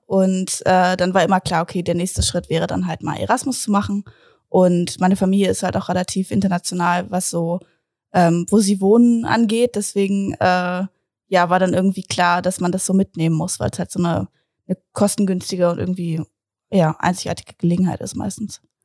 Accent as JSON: {"language": "German", "town": "Braunschweig", "region": "Lower Saxony", "country": "Germany", "said": "ich komme aus Braunschweig"}